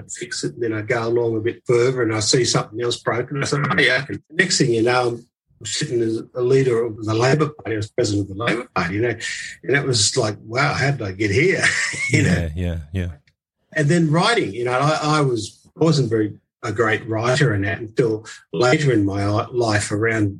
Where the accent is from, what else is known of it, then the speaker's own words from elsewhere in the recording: Grafton, New South Wales, Australia; I was born in Grafton, which is on the North Coast of New South Wales